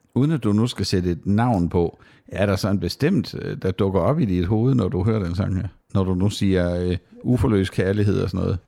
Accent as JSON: {"language": "Danish", "town": "Sønderborg", "region": "Southern Denmark", "country": "Denmark", "tie": "born or raised there", "said": "Jeg er jo opvokset i Sønderborg, hvor jeg også bor i dag"}